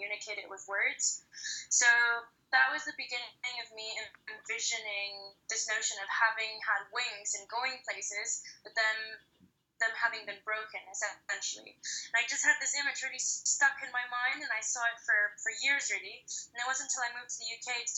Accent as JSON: {"language": "English", "country": "Mexico", "moved": "as an adult", "said": "I'm originally from Mexico, but I left about 12 years ago and have just been living in different countries since"}